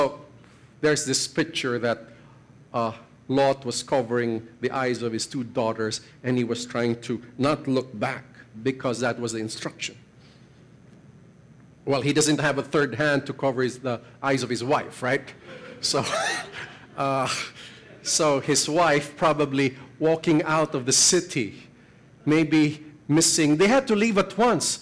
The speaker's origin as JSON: {"language": "English", "country": "Philippines", "said": "I'm a Filipino"}